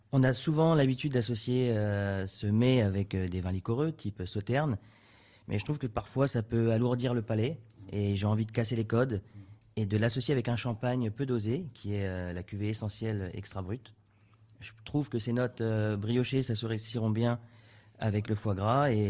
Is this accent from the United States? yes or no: no; Reims, Grand Est, France; rémois pure souche, mais avec des racines italiennes, du nord de l'Italie.